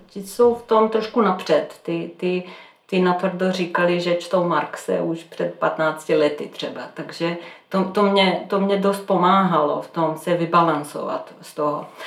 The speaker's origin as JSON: {"language": "Czech", "town": "Belgrade", "country": "Serbia", "second_language": "Czech", "moved": "as an adult", "lives_now": "Czech Republic", "said": "já jsem ze Srbska, z Bělehradu"}